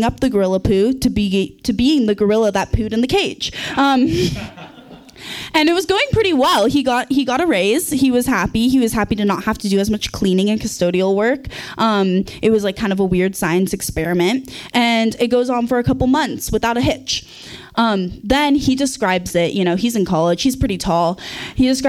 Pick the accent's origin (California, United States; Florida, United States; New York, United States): California, United States; Santa Cruz; now in McCarthy, United States; I grew up in Santa Cruz